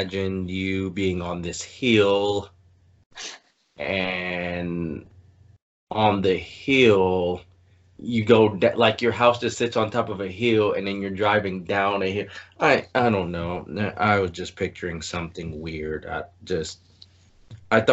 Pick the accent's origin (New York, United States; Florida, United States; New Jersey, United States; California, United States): California, United States; Los Angeles; I'm more of a warm weather person growing up in Southern California, growing up in Los Angeles